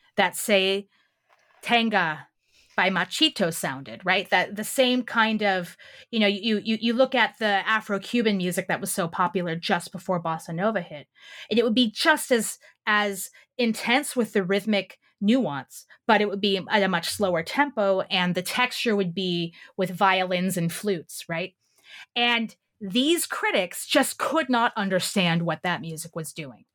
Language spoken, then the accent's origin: English; Southern California, United States; I grew up in Southern California in the late 20th century